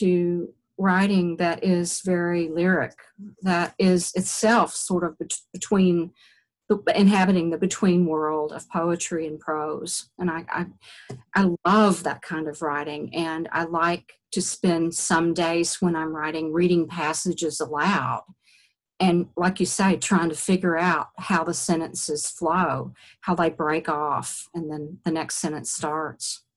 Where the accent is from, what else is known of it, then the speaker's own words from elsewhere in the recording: Eastern Kentucky, United States; moved away as an adult; also born or lived in Virginia; I wrote a collection for my thesis there at University of Virginia of stories about growing up in Eastern Kentucky